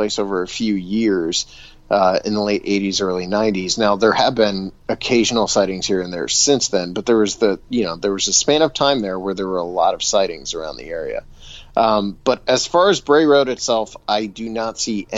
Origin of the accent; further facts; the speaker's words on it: Bolivar, Ohio, United States; I grew up in Bolivar